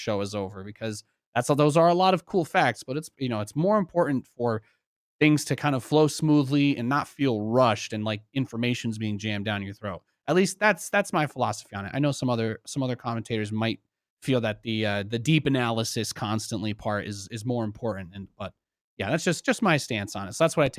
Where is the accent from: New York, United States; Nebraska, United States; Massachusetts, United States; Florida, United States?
New York, United States; New York City; born there; I was born in New York City. My mom's side of the family is from there.